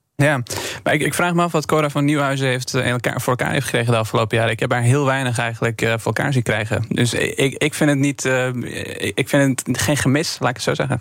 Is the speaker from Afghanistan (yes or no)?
yes; Afghanistan; now in Netherlands; Ik kom zelf uit Afghanistan, 2002 naar Nederland gekomen